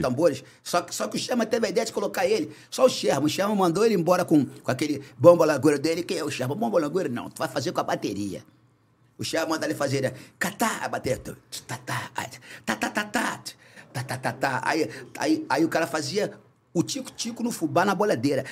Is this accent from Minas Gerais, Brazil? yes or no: no; Rio de Janeiro, Brazil; also born or lived in São João de Meriti; carioca, né? Eu nasci em, em São João de Meriti mas criado na abolição, Zona Norte do Rio de Janeiro